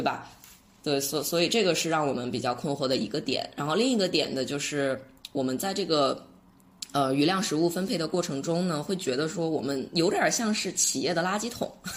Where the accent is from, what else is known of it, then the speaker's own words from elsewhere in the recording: China; 我们中国人